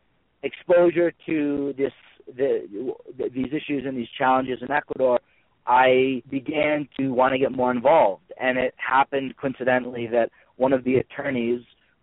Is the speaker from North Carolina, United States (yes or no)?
no; Amherst, Massachusetts, United States; I'm from Amherst, Massachusetts, a small town in western Massachusetts that's known for its liberal learning environment and progressive nature. And through growing up and being educated in the school system in Amherst